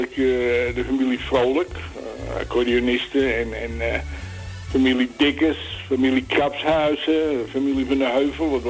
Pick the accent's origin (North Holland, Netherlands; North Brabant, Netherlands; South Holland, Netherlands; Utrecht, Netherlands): North Holland, Netherlands; Amsterdam; now in -; Ik hoorde straks een plaatje van, eh, van bij ons in de Jordaan.